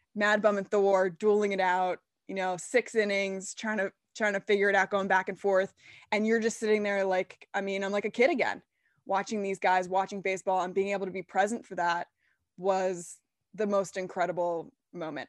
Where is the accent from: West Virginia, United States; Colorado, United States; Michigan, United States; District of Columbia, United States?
District of Columbia, United States; Washington; moved away; I'm from D C, I'm a Nats fan